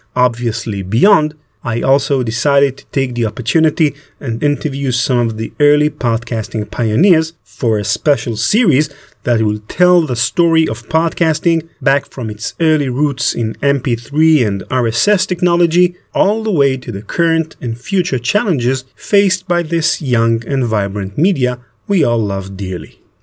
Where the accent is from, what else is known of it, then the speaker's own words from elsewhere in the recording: Israel; I'm from Israel